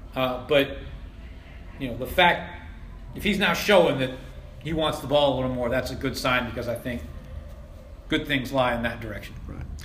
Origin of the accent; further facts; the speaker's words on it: Washington, District of Columbia, United States; now in Philadelphia, United States; I, I, grew up in D.C., watching D.C. United, in fact, for a long time